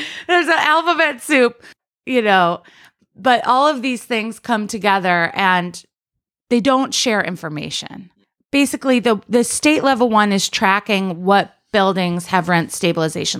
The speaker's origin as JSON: {"language": "English", "town": "Rochester", "region": "New York", "country": "United States", "tie": "born or raised there", "also_born_or_lived": "Washington, D.C. area / Ithaca, New York", "moved": "as an adult", "lives_now": "Brooklyn, United States", "said": "I'm from, I grew up in Rochester, New York"}